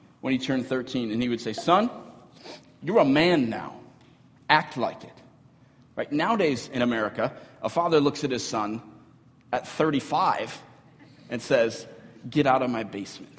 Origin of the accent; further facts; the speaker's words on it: Cambridge, Minnesota, United States; I grew up in Cambridge, Minnesota, which is about 30 minutes north of here on Highway 65.